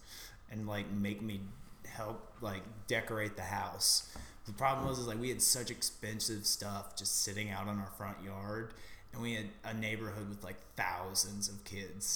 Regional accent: Evansville, Indiana, United States; moved away; I grew up in Evansville, and I did 10 years at one elementary school, moved a block down

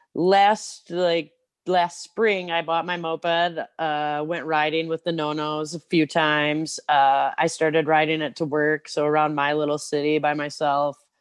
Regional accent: Clio, Michigan, United States; also born or lived in Ypsilanti, Michigan; now in Detroit, United States; I lived, I grew up in Clio. It's, like, in the middle of nowhere

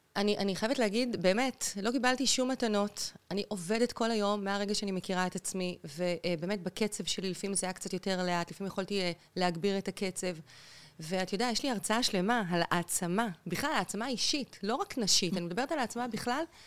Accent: Central District, Israel; also born or lived in Beersheba / Lehavim; אני נולדתי בבאר שבע, אוקיי. אבל בגיל יחסית, כשאני הייתי ככה בסביבות, לא יודעת, שבע כזה, שמונה, המשפחה עברה למרכז הארץ, גרנו שם המון שנים

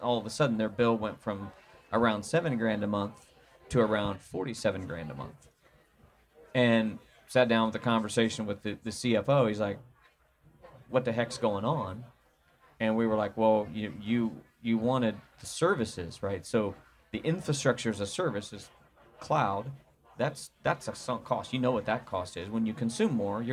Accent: Indiana, United States; I'm from Indiana, so, you know, I speak American, not English

